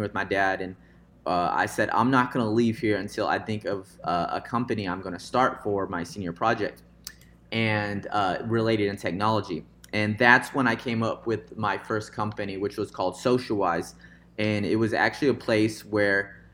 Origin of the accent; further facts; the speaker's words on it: Visalia, California, United States; now in Fresno, United States; I was born into uh, a suburb or a small town called Visalia, kind of the outskirts of Fresno here, and um, a big influence was my dad because when we grew up in Visalia